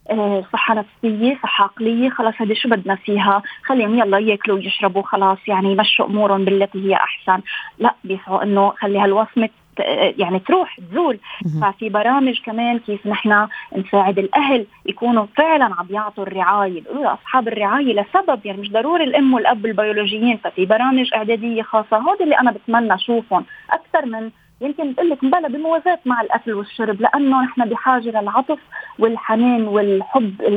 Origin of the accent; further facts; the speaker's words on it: Lebanon; انا من لبنان